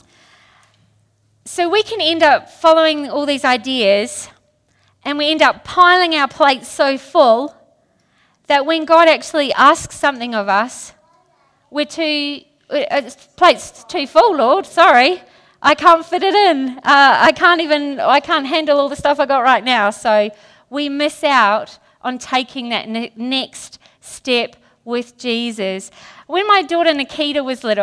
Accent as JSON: {"language": "English", "country": "New Zealand", "said": "since I'm from New Zealand"}